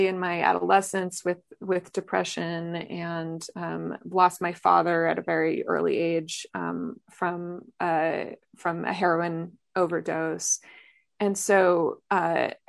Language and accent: English; northern New Mexico, United States; I grew up in New Mexico, in northern New Mexico